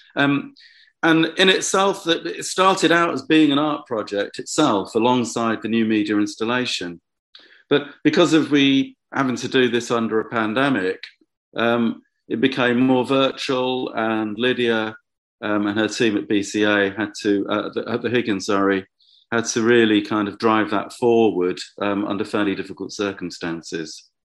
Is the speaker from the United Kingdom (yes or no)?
yes; Bedford, East of England, United Kingdom; the first time I'd made work in Bedford, my, my hometown